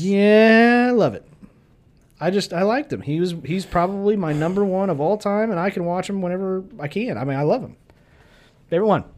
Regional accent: Kansas, United States; we are from Kansas

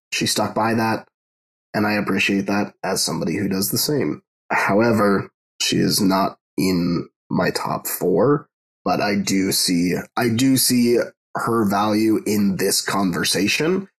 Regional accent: Canada; because I'm Canadian

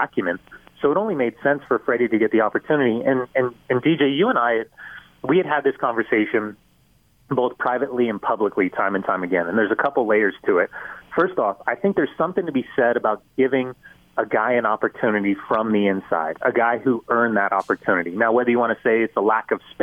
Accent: Southern California, United States; now in Salt Lake City, United States; a kid growing up in Southern California.

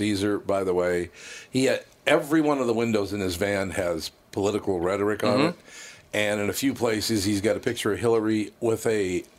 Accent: Minneapolis, Minnesota, United States; North Minneapolis.

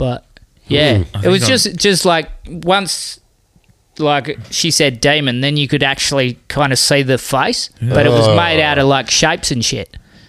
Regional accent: Exmouth, Western Australia, Australia; I'm from Exmouth.

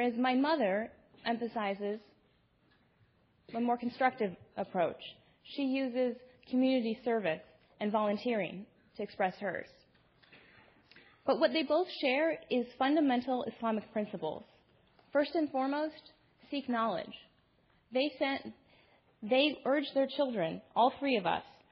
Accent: Toledo, Ohio, United States; I am a Muslim American woman born and raised in Toledo, Ohio, by two very loving Indian Muslim parents.

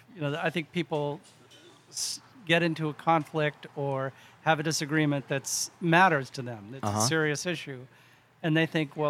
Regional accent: New Hampshire, United States; moved away; also born or lived in Maine; New Hampshire, originally.

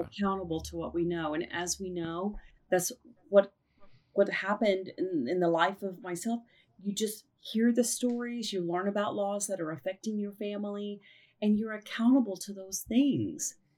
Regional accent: Oklahoma City, Oklahoma, United States; here in Oklahoma City, the birthplace of Free Mom Hugs and my hometown

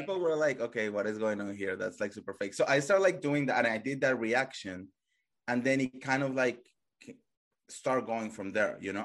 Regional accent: Colombia; English is a second language; moved away; I come from Colombia

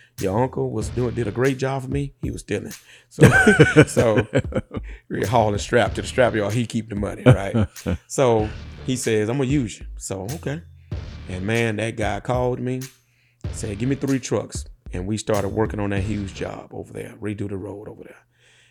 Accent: Clinton, Louisiana, United States; Yeah, born and raised in Clinton, Louisiana, what we call them parishes in Louisiana. So East Feliciana Parish, population probably less than 1,500, 2,000.

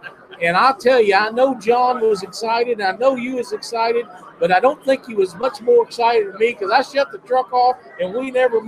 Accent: Missouri, United States; my home state of Missouri

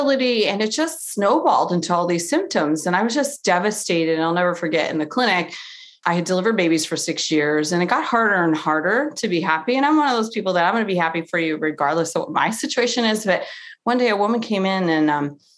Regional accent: Cleveland, Ohio, United States; I'm from Cleveland

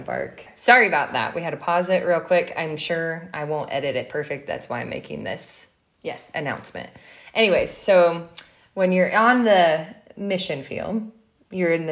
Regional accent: Midwest, United States; I'm from the Midwest.

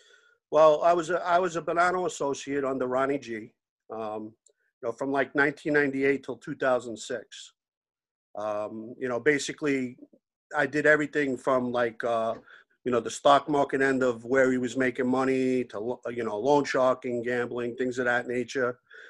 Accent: New York City, New York, United States; I grew up in Howard Beach, Lindenwood.

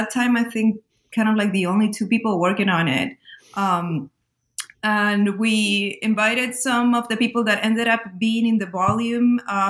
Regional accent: Lima, Peru; if you come from Latin America, like I am, I was born and raised in Lima in Peru

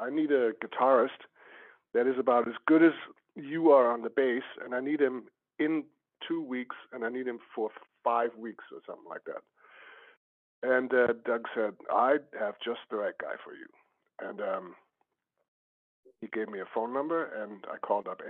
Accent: Germany; I'm from Germany

